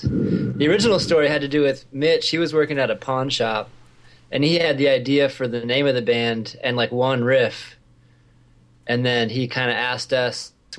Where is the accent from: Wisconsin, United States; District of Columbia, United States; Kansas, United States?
Kansas, United States; Lawrence; I moved here when I was 7, so I'm basically from Lawrence.